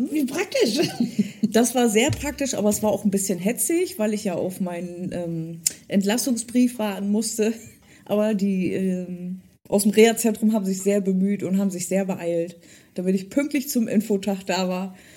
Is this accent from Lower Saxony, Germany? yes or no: yes; Delmhorst, Lower Saxony, Germany; born there; Wie gesagt, ich bin ja in Delmhorst geboren und es gehört zu Niedersachsen und es ist im Norden